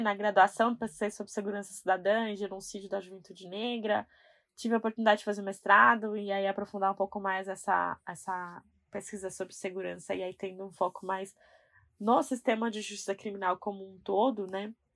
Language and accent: Portuguese; São Paulo, Brazil; eu sou da Zona Leste e eu moro com a minha mãe